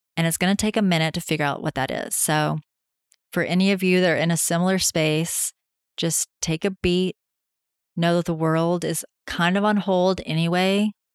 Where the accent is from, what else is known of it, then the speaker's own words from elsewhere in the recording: Tennessee, United States; being home in my home state of Tennessee